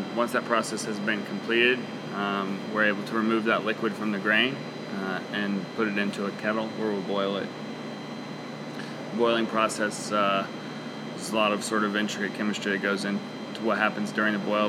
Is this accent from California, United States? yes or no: no; Oklahoma City, Oklahoma, United States; I was born in Oklahoma City, and so for most of my 32 years, I've lived here.